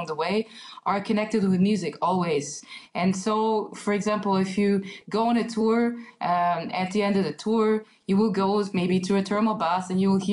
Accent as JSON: {"language": "English", "country": "Hungary", "tie": "born or raised there", "also_born_or_lived": "Germany", "second_language": "English", "said": "So I grew up in Germany and Hungary, and I spent 5 years in Germany"}